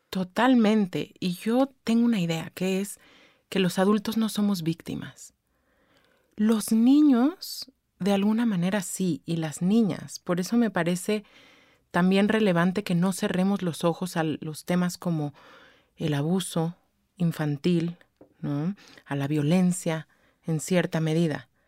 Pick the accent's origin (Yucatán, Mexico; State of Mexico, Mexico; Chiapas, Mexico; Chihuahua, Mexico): State of Mexico, Mexico; Vengo del Estado de México, donde pues obviamente todo es culpa de AMLO, ¿no?